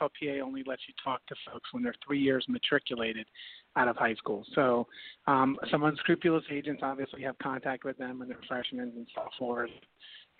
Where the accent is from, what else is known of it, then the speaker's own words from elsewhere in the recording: Miami, Florida, United States; now in Tampa, United States; I was raised in Miami